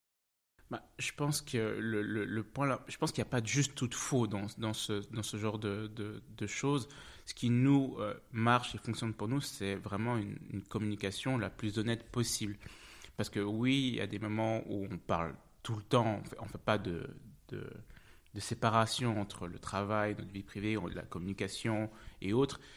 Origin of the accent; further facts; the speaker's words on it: French-speaking Switzerland, Romandy, Switzerland; first language French; moved away as an adult; also born or lived in Zug; now in Zurich, Switzerland; je suis né en Suisse. Je suis né en Suisse, à Zug